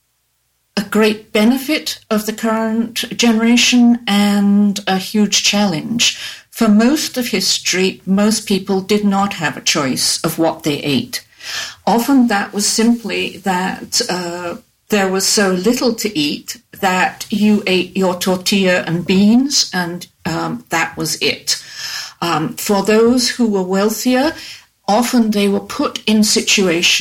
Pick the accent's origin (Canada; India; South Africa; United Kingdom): United Kingdom; England; moved away; also born or lived in United States; I grew up and in the British school I went